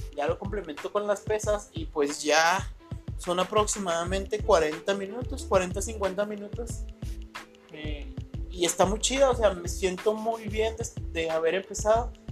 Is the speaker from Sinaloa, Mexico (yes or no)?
no; Ciudad Juárez, Chihuahua, Mexico; soy de Ciudad Juárez